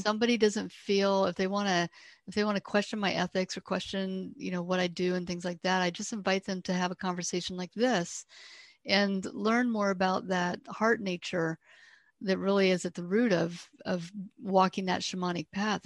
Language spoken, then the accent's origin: English; Ohio, United States; I grew up here in Ohio